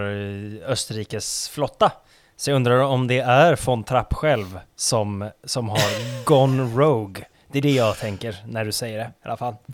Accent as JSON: {"language": "Swedish", "town": "Kalix", "region": "Norrbotten County", "country": "Sweden", "said": "en liksom, jag är från Kalix"}